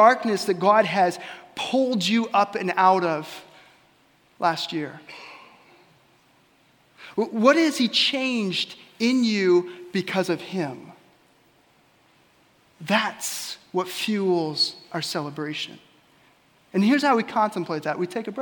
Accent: Ellsworth, Kansas, United States; my hometown of Ellsworth

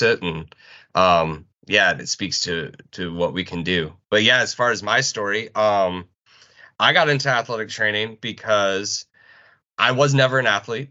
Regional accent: South Dakota, United States; moved away as an adult; also born or lived in Lincoln, Nebraska / Syracuse, New York; I'm originally from South Dakota

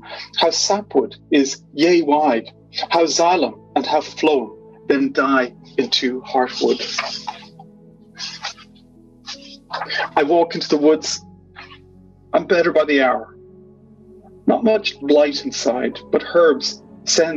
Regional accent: Dublin, Leinster, Ireland; moved away; certain locales in Ireland, especially where I grew up around Blackrock, Dunleary, those kind of places

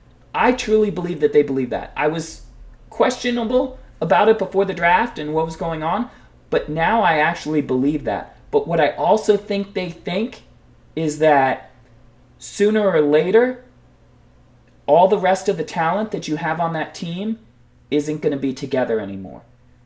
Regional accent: Pennsylvania, United States; born there; you know, I was born in Pennsylvania, and so that was always my kind of, you mm-hmm. know, secondary team.

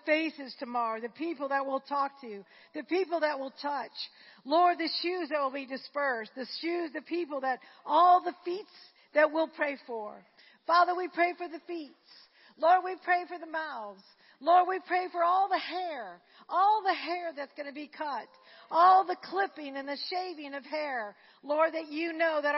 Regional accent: Slidell, Louisiana, United States; I grew up in Slidell.

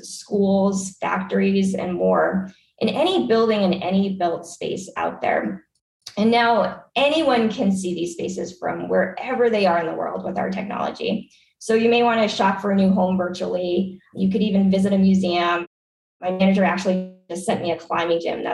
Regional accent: New Hampshire, United States; moved away; also born or lived in Washington, D.C. / Bay Area, California; I'm originally from the East Coast. I grew up in New Hampshire

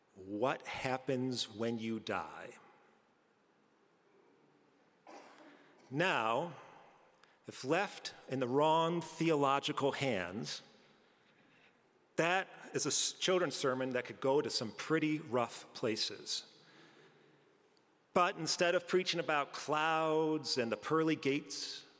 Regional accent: Albany, New York, United States; moved away; the organ I used to hear back at All Saints growing up in Albany, New York

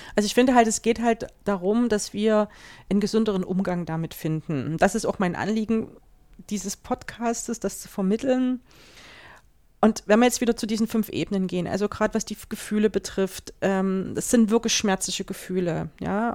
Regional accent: Germany; bei uns in Deutschland

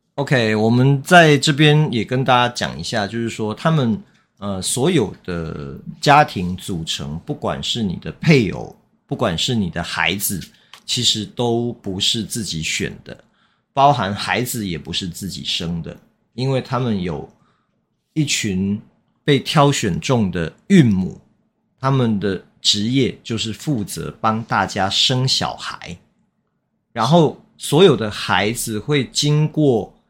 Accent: Taiwan; 其实台湾也是啊， 我们， 我们也常讲不好意思

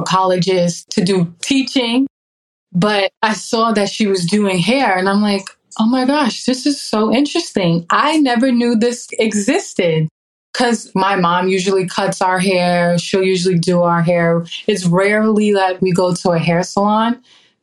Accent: Baldwin, New York, United States; I grew up in Baldwin, New York

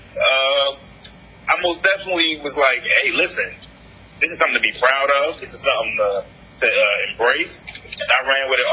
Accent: Newark, New Jersey, United States; now in Tallahassee, United States; I'm originally from Jersey. You know what I'm saying? I'm from Newark

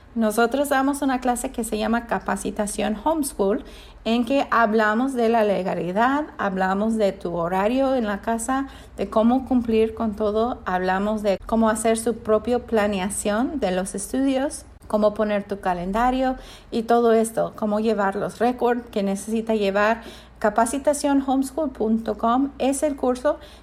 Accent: United States; yo soy americana

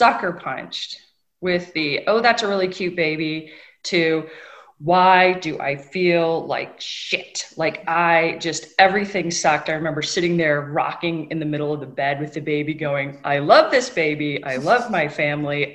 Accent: Northern Michigan, United States; I grew up in Northern Michigan on lakes in between the two largest inland lakes

